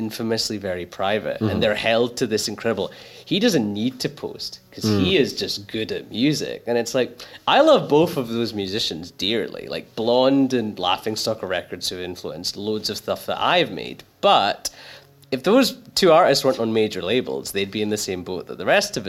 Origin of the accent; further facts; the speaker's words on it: Glasgow, Scotland, United Kingdom; I grew up in a really rough part of Glasgow